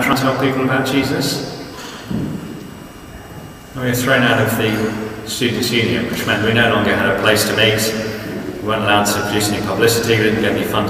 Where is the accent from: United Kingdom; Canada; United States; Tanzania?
United Kingdom; South Coast, South East England; I grew up on the South Coast